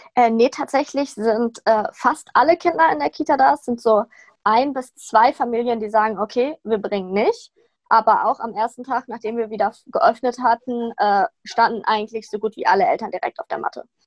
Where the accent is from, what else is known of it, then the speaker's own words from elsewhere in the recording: Sauerland, North Rhine-Westphalia, Germany; moved away as an adult; now in Cologne, Germany; Ich komme eigentlich aus dem Sauerland, bin extra nach Köln gezogen, um mein Anerkennungsjahr zu machen.